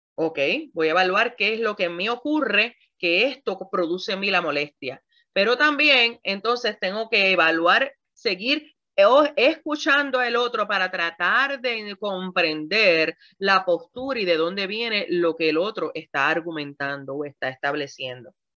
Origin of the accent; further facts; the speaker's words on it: Puerto Rico; como buena puertorriqueña que soy